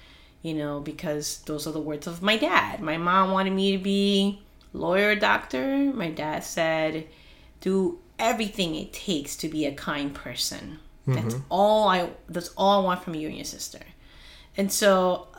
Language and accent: English; Peru; English is a second language; moved away; as a child being in Peru